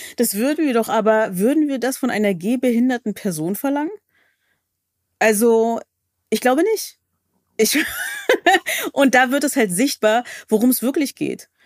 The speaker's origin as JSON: {"language": "German", "region": "Berlin", "country": "Germany", "said": "ich komme aus Berlin"}